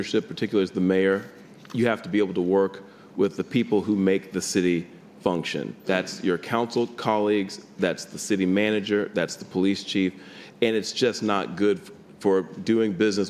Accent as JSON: {"language": "English", "town": "Dallas", "region": "Texas", "country": "United States", "tie": "born or raised there", "said": "I was born and raised in some very tough circumstances. I grew up in West Dallas, one of the toughest parts of the city."}